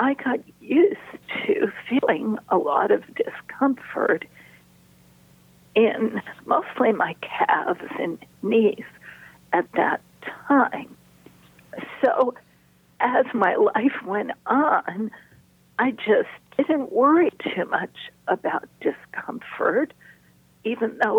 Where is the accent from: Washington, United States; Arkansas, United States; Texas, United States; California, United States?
California, United States; Los Angeles; I grew up in Los Angeles